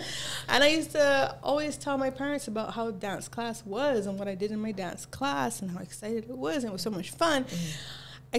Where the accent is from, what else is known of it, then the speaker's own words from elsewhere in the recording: Jamaica; now in Barbados; I was born in Jamaica. Parents are Jamaican. Whole family is Jamaican. But I've lived here for a long time.